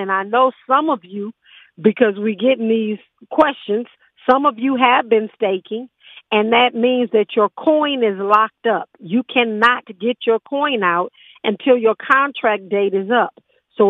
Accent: Los Angeles, California, United States; most of us that grew up in Los Angeles, we grew up on Taco Pete

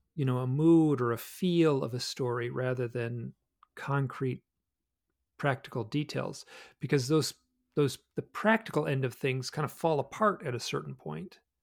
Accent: Michigan, United States; moved away as an adult; also born or lived in New York City / Alaska; I grew up in the Midwest

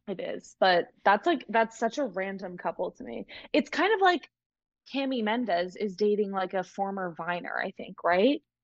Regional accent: Massachusetts, United States; I am from Massachusetts, but I'm currently down south.

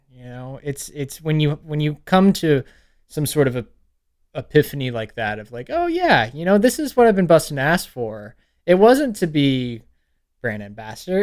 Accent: Pflugerville, Texas, United States; moved away as an adult; now in Lafayette, United States; I grew up in Pflugerville until yeah. I was 18

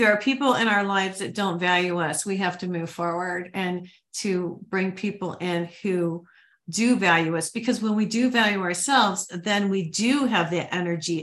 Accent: Ohio and Michigan, Midwest, United States; moved away; also born or lived in New Mexico; I grew up in Ohio and Michigan

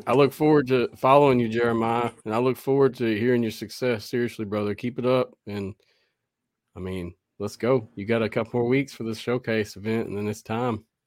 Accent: the South, United States; I'm from the South, so it's hard for me to talk correctly sometimes myself.

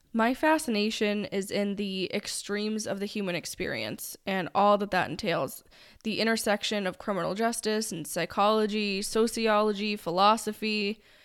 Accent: New England, United States; you will be able to learn very quickly that we are from New England because I will say wicked

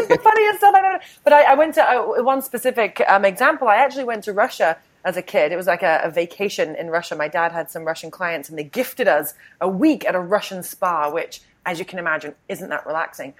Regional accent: United Kingdom; I'm a refined British woman

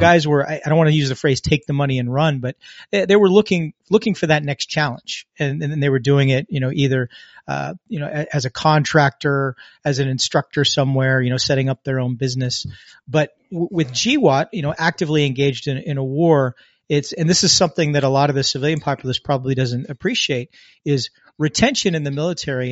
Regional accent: United States; born or raised there

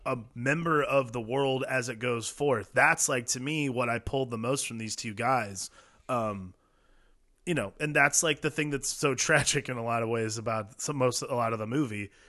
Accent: Midwest, United States; we grew up in the Midwest

